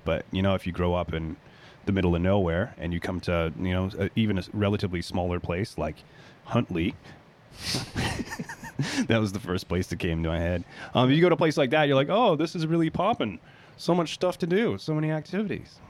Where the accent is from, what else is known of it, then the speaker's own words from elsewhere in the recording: Anchorage, Alaska, United States; moved away as an adult; now in New Zealand; I'm from Anchorage in Alaska